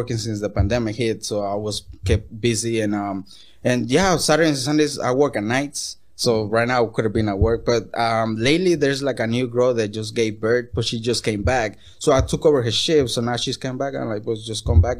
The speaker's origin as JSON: {"language": "English", "town": "Tijuana", "region": "Baja California", "country": "Mexico", "tie": "born or raised there", "first_language": "Spanish", "second_language": "English", "moved": "yes", "lives_now": "Los Angeles, United States", "said": "I'm from Tijuana, you know, that's where I'm from."}